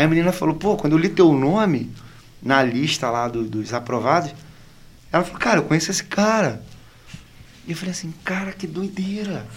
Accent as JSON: {"language": "Portuguese", "town": "Angra dos Reis", "region": "Rio de Janeiro", "country": "Brazil", "also_born_or_lived": "Barra", "moved": "as an adult", "said": "Quando eu vim para cá, eu vim de Angra. Eu sou angrense"}